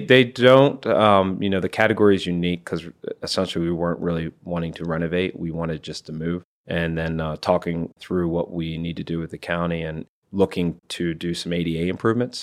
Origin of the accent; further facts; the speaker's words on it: Iowa, United States; now in Maryland, United States; I'm originally from Iowa.